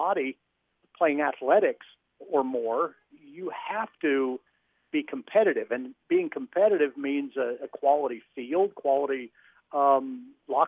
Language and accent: English; Spoon River, Illinois, United States; also born or lived in Monmouth, Illinois; I came actually from Spoon River